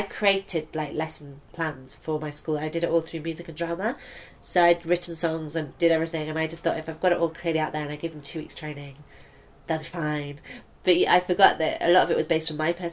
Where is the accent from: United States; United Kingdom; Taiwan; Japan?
United Kingdom; Stratford-upon-Avon, West Midlands; moved away as an adult; also born or lived in Nottingham / Hexham; now in London, United Kingdom; from about like 9 till 18, so my formative years, I guess, I was in Stratford-upon-Avon.